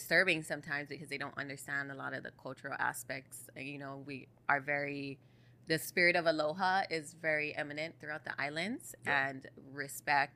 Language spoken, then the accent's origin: English; Maui, Hawaii, United States; I born and raised on Maui